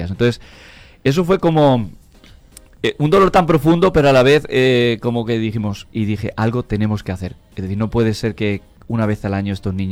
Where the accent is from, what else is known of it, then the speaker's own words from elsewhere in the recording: near Toledo, Castilla-La Mancha, Spain; moved away as an adult; now in Santo Domingo, Dominican Republic; De cerca de Toledo, de por ahí de La Mancha.